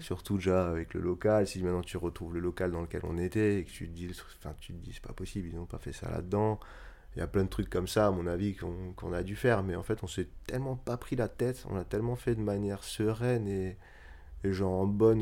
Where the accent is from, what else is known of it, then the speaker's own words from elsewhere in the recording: Strasbourg, Grand Est, France; moved away as an adult; also born or lived in Marseille / Netherlands / Paris; quand j'ai quitté Strasbourg pour faire mes études, je suis d'abord allé à Marseille